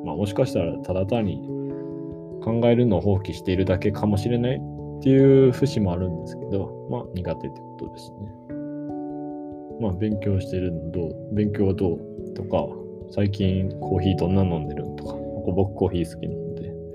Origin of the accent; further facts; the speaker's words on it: Japan; first language Japanese; 日本語って僕たち、まあ、日本人の母語なので